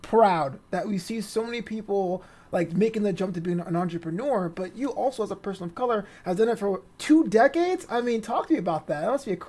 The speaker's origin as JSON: {"language": "English", "town": "New York City", "region": "New York", "country": "United States", "said": "I'm a Brooklyn guy myself"}